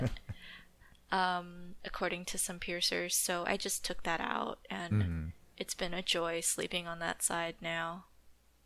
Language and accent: English; California, United States; I grew up in California.